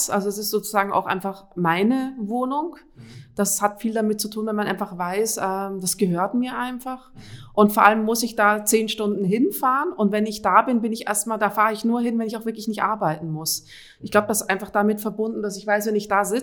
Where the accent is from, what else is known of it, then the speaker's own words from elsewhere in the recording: Austria; Ich komme ursprünglich aus Österreich.